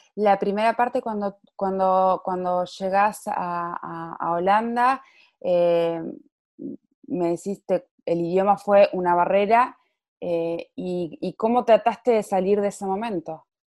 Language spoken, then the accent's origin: Spanish; Neuquén, Argentina; now in Marbella, Spain; soy periodista, neuquina, mujer e inmigrante, actualmente grabando desde Marbella